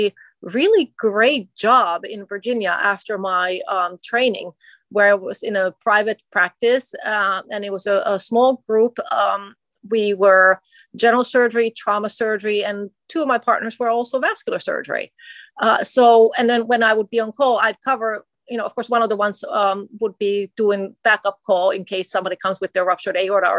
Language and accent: English; Finland; moved away as an adult; also born or lived in Minnesota, United States; now in United States; I'm originally from Finland. I came to America as an exchange student in high school